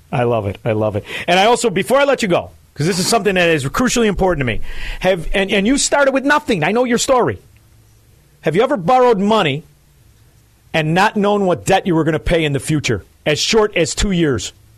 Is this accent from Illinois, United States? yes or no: yes; Illinois, United States; now in Florida, United States; I'm I'm in Florida, but I'm from Illinois